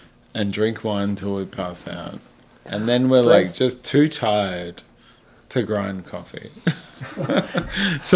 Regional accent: Australia; now in Vancouver, Canada; I'm Aussie. I'm Australian

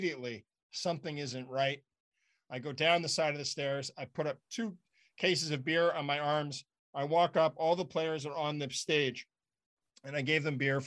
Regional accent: Ottawa, Ontario, Canada; moved away; I grew up in Ottawa

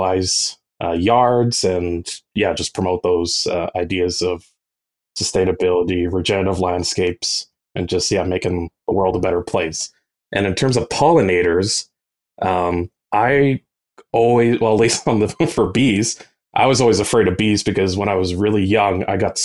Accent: Edmonton, Alberta, Canada; I've grown up in Edmonton my whole life. I haven't moved anywhere since

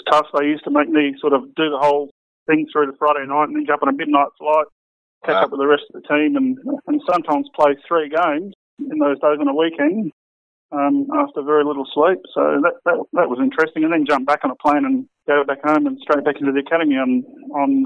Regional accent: Perth, Western Australia, Australia; he asked me what state I was from, and I said I was from Western Australia

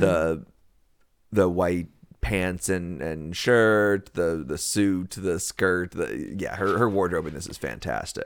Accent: the South, United States; we are from the South

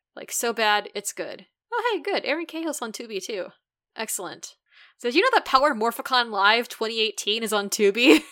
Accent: Midwest, United States; being a Midwesterner

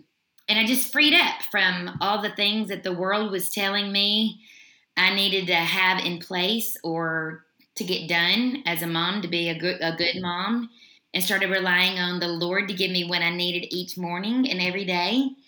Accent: Mississippi, United States; now in Middle Tennessee, United States; I am originally from Mississippi. But I've lived in Middle Tennessee most of my life

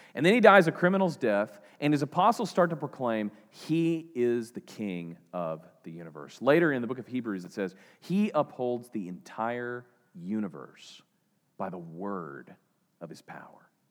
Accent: eastern Oklahoma, United States; I'm from eastern Oklahoma.

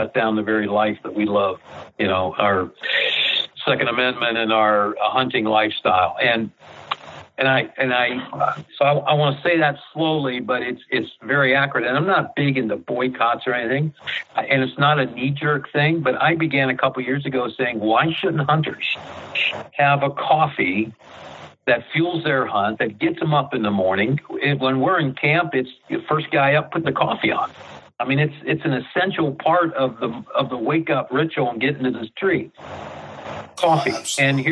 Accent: Mercer, Pennsylvania, United States; now in Ohio, United States; I grew up near Mercer, Pennsylvania, up in the northwest area.

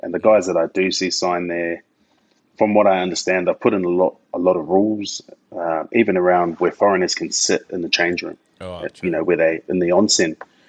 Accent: New Zealand; now in Australia; Being a Kiwi, I was like, yeah, bro, I know how to play rugby, of course.

